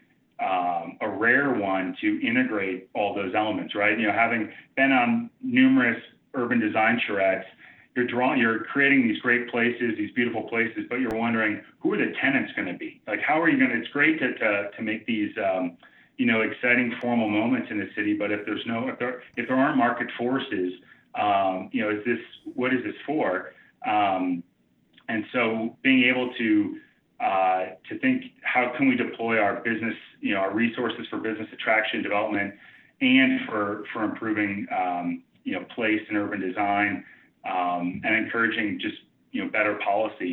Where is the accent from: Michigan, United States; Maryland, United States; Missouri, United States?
Michigan, United States; outside of Detroit; moved away; also born or lived in Chicago / South Bend, Indiana; my growing up outside of Detroit